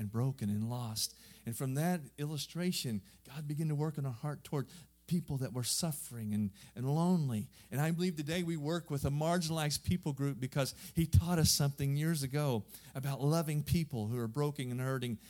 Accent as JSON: {"language": "English", "region": "southern Missouri", "country": "United States", "moved": "as an adult", "lives_now": "Europe", "said": "I'm just a hillbilly. I'm from southern Missouri"}